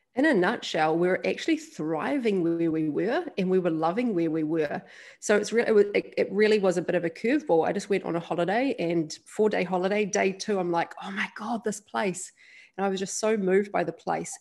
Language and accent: English; New Zealand; also born or lived in Australia; now in Bali, Indonesia; I'm a Kiwi and I live in Bali. Yeah, New Zealander.